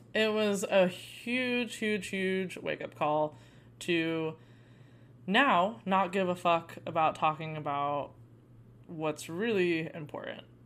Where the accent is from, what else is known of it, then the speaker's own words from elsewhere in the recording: Arizona, United States; I grew up in Arizona